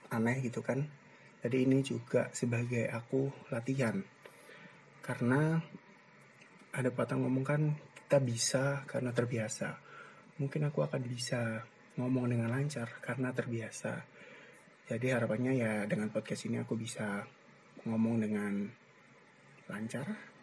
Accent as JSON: {"language": "Indonesian", "town": "Gresik", "region": "East Java", "country": "Indonesia", "tie": "born or raised there", "also_born_or_lived": "Ponorogo", "said": "aku tinggal dan besar di Gersik tepatnya di daerah Triorjo lah sekitar-sekitar situ"}